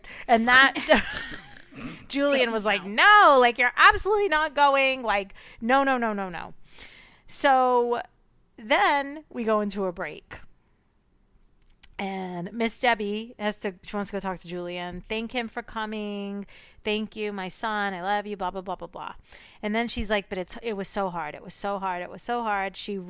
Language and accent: English; United Kingdom; Sorry, in the UK, they're called bank holidays. Sorry. You know me, I'm so British.